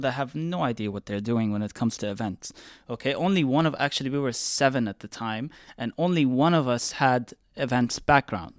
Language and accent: English; Dubai, United Arab Emirates; I was born and raised here in Dubai